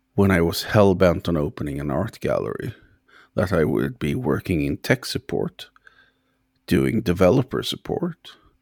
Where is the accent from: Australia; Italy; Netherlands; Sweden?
Sweden; now in Ireland; I'm from Sweden originally, but, uh, I live in Ireland